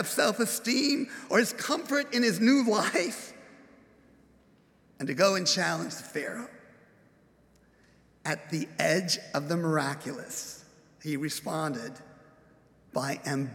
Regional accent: Upland, California, United States; Growing up in Upland, California, as I've introduced, going to college, Claremont, I was a townie

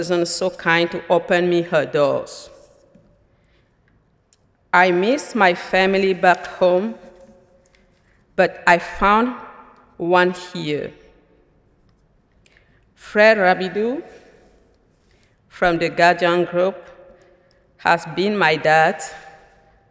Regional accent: Cameroon; moved away as an adult; now in United States; I am originally from Cameroon in Central Africa, but now I belong to USA. Since March 15, 2015.

